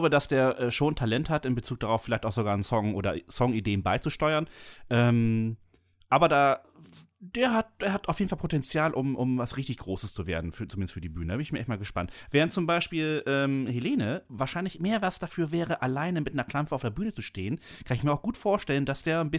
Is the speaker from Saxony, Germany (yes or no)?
no; Kiel, Schleswig-Holstein, Germany; Und bei uns in Kiel, das, äh, das Barlach-Gymnasium, ist ein ist äh, ein dezidiertes, ähm, das einzige in Schleswig-Holstein, ein dezidiertes musikalisches ähm, Gymnasium.